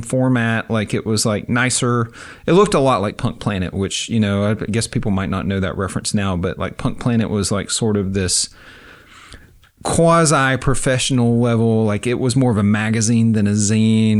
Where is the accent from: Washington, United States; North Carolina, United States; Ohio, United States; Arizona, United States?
North Carolina, United States; Avery County, Western; moved away as an adult; also born or lived in Durham, North Carolina / Kunshan, China; now in Oxford, Mississippi, United States; I was born in Western North Carolina in a very small rural county, uh, Avery County.